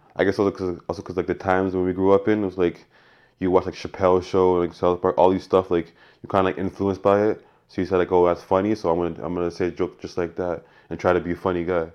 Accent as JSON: {"language": "English", "country": "Canada", "tie": "born or raised there", "said": "growing up in Canada"}